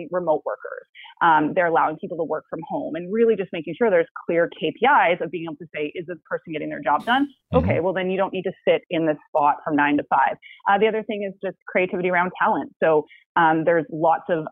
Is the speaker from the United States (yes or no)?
no; Vancouver, British Columbia, Canada; I'm definitely someone who was born and raised in Vancouver, so I hope to never have to leave